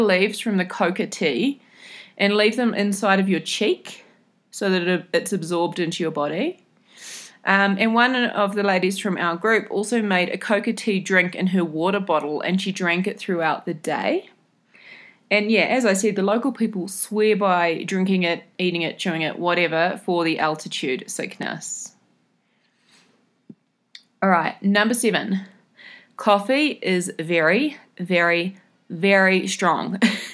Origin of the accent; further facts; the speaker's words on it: New Zealand; what I'm used to from New Zealand